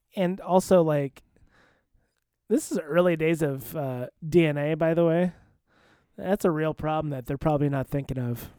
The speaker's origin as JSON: {"language": "English", "region": "Iowa", "country": "United States", "said": "I was from Iowa"}